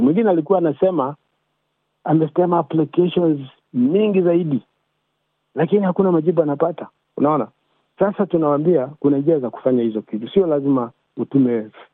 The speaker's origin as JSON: {"language": "Swahili", "country": "Kenya", "moved": "yes", "said": "mimi ni Mkenya"}